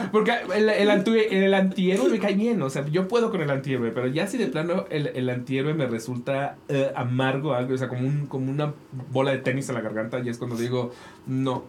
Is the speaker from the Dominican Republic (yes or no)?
no; Mexico; nosotros como mexicanos